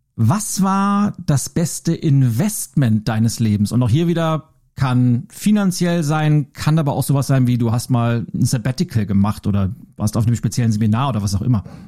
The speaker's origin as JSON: {"language": "German", "town": "Lübeck", "region": "Schleswig-Holstein", "country": "Germany", "tie": "born or raised there", "said": "Ich war 13 Jahre alt, habe in Lübeck den Wochenspiegel ausgetragen"}